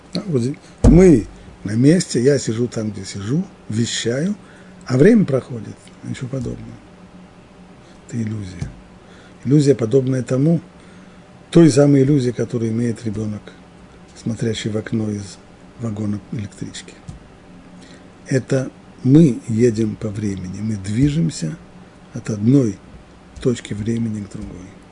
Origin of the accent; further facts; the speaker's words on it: near Moscow, Moscow Oblast, Russia; В детстве я жил под Москвой